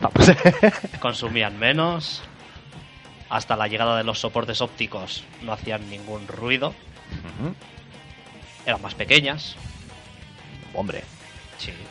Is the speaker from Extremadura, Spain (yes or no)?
no; Galicia, Spain; Es que soy gallego.